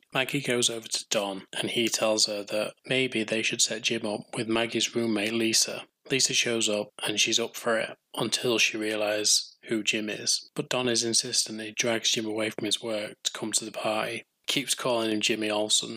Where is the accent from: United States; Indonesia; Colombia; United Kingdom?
United Kingdom; England; being English